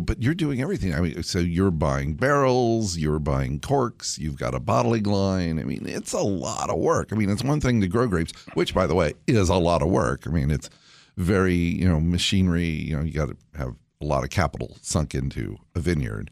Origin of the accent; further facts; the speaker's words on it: Central California, United States; Blair and I grew up together in Central California